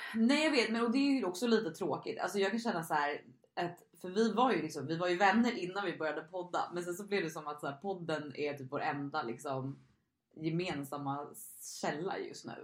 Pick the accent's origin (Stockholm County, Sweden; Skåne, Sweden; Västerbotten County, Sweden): Stockholm County, Sweden; Stockholm; moved away as an adult; now in Gotland, Sweden; jag är från Stockholm, men jag bor just nu på Gotland